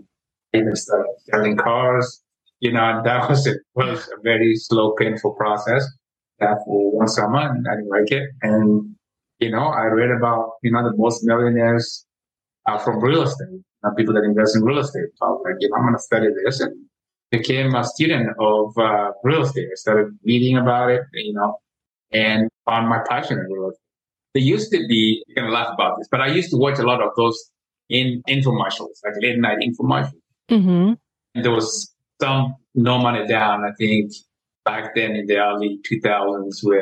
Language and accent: English; Kenya; moved away as an adult; now in United States; born and raised in Kenya. I came to the US to go to college